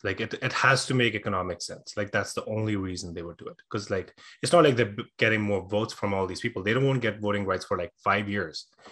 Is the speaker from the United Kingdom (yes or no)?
no; India; moved away as an adult; also born or lived in Dublin, Ireland; I was born and raised in India